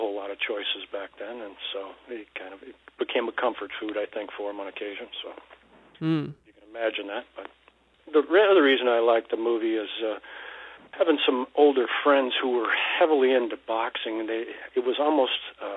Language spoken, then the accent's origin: English; Midwest, United States; me growing up in the Midwest